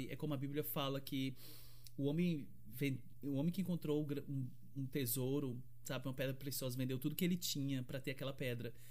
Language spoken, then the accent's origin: Portuguese; Fortaleza, Ceará, Brazil; Eu sou, sou do Ceará, sou de Fortaleza e é quente pra caramba lá.